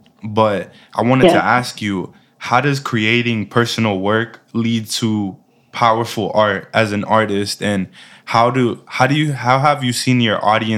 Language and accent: English; New York City, New York, United States; I'm from Manhattan.